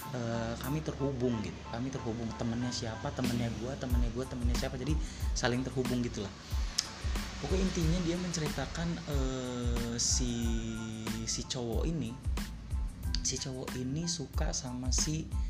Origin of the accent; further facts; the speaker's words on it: Cirebon, West Java, Indonesia; orang satu kota uh, satu kota gue juga di di Cirebon juga